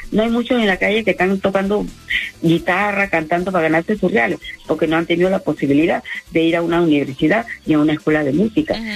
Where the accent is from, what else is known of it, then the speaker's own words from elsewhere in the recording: Panama; moved away as an adult; Soy panameña, tengo un año de vivir aquí